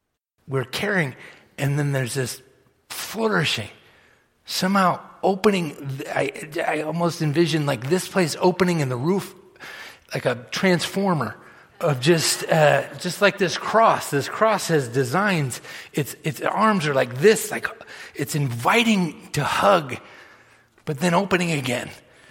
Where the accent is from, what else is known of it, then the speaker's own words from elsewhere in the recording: Massachusetts, United States; I grew up on the East Coast. Everybody knows I grew up all over the place, but I grew up in Massachusetts primarily, and Jonathan Edwards is a big name around there.